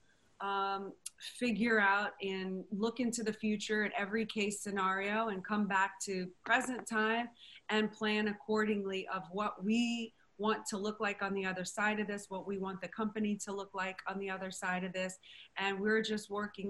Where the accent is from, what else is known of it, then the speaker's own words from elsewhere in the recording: New Orleans, Louisiana, United States; also born or lived in Madrid, Spain; I was reared in New Orleans, Louisiana